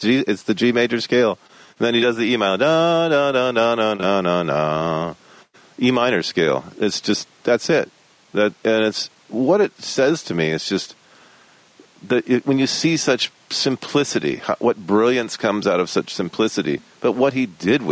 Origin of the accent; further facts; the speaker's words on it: Michigan, United States; I grew up in Michigan in the Midwest